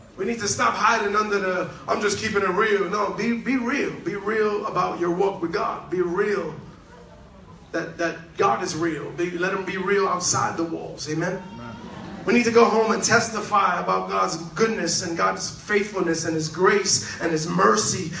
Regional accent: New York City, New York, United States; I'm from Manhattan

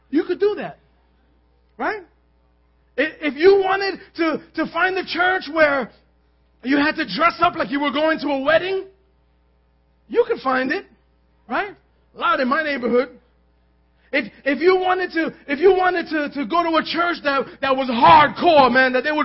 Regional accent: New York City, New York, United States; We lived in Manhattan. We grew up in Manhattan

